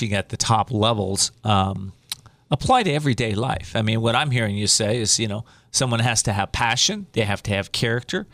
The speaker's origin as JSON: {"language": "English", "town": "Whittier", "region": "California", "country": "United States", "tie": "born or raised there", "said": "my hometown, Whittier"}